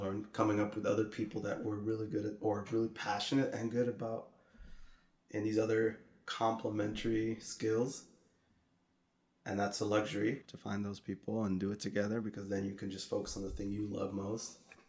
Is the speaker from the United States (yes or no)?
no; Netherlands; I grew up in the Netherlands, and there were these two homies I would hang with.